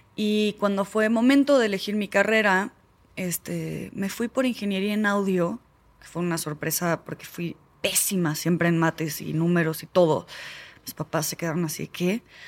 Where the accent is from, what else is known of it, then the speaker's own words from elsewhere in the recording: Argentina; now in Mexico; yo soy argentina